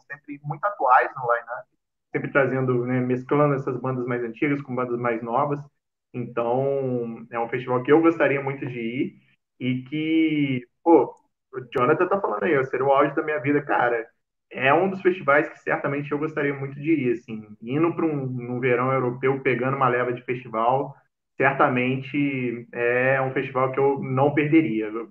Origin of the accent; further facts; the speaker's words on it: Cataguases, Minas Gerais, Brazil; moved away as an adult; Nascido e criado lá, 18 anos de Cataguases.